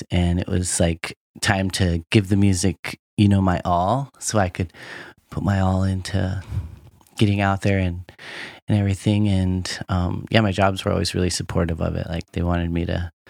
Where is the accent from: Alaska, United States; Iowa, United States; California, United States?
Alaska, United States; Anchorage; born or raised there